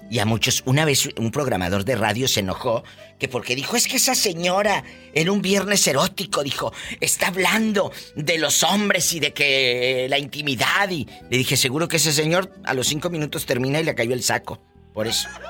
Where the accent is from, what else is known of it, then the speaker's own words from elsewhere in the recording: Matamoros, Mexico; soy de Matamoros